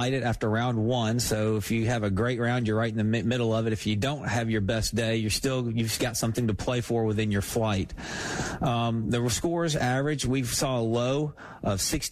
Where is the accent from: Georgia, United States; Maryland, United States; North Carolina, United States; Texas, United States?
Georgia, United States; Newnan; I'm originally from Noonan